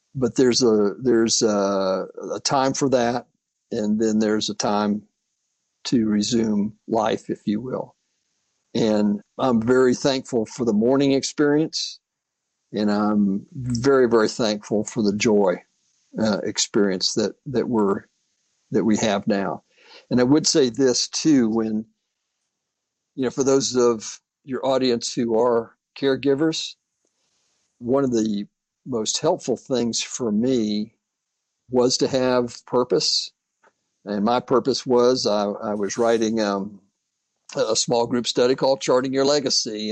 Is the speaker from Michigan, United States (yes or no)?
no; Florida, United States; returned to my home state, uh, Florida